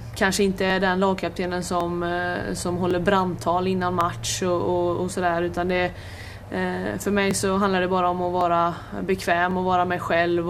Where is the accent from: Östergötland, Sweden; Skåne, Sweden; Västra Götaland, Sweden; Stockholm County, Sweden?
Västra Götaland, Sweden; Hälsö; jag kommer ju från eh, Hälsö och Öckerö kommun och Hälsö